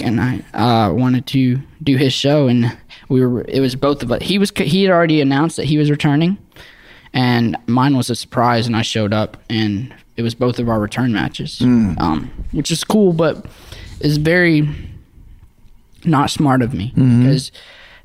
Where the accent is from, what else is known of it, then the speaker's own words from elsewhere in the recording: Mississippi, United States; I'm from Mississippi